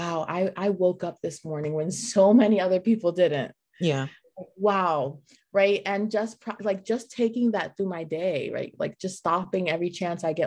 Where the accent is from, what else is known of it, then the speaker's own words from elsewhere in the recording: New York City, New York, United States; moved away as an adult; now in South Florida, United States; I'm originally from New York City, born and raised, lived my whole life